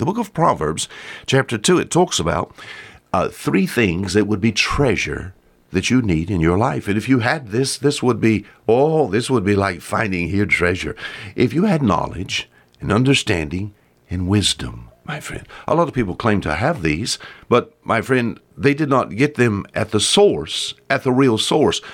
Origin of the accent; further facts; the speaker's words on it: Bon Secour River, Alabama Gulf Coast, United States; I was raised on the Bonsuku River here